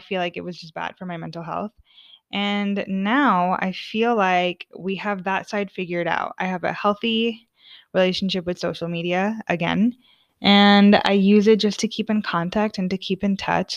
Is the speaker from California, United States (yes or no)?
yes; Orange, California, United States; moved away as an adult; now in Sweden; I'm from the O C, O C California, city of Orange, all the way. Um, I'm Southern Californian through and through.